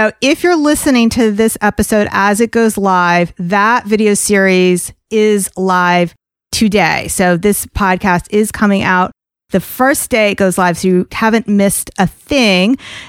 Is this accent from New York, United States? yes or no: yes; New York, United States; I'm a fast talker. I'm like a New Yorker. I'm a fast talker. I talk fast.